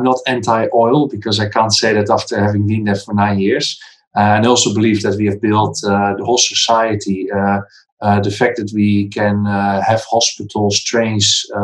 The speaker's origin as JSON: {"language": "English", "country": "Netherlands", "also_born_or_lived": "Kazakhstan / Singapore", "moved": "as an adult", "said": "I'm from the Netherlands."}